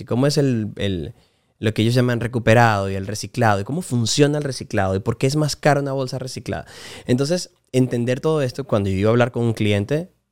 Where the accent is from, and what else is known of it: Puerto Ayacucho, Amazonas, Venezuela; born or raised there; moved away; also born or lived in Maracay, Aragua, Venezuela / Miami, United States